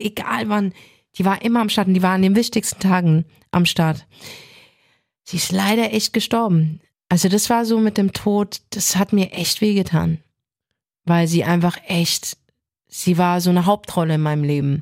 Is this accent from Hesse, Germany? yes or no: yes; Frankfurt, Hesse, Germany; ich bin in Bornheim geboren, in Frankfurt, also nicht Nordweststadt. Ich mhm. bin in der Nordweststadt aufgewachsen